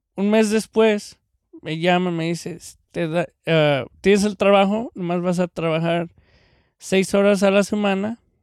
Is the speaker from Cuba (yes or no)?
no; Mexico; now in California, United States; el mexicano